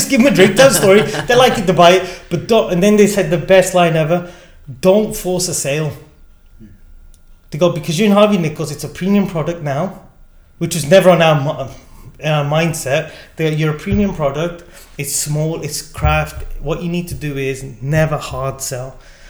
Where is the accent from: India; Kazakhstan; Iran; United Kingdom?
India; And then immediately in our head, it was like, we're Indian.